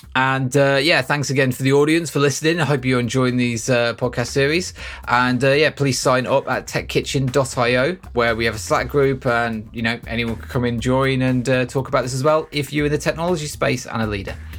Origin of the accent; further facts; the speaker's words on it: United Kingdom; we're British